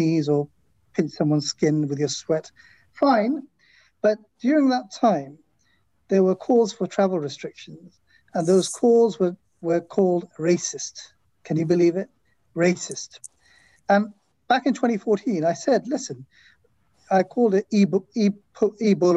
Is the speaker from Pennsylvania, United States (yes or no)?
yes; Philadelphia, Pennsylvania, United States; I'm not from Boston, I'm from Philadelphia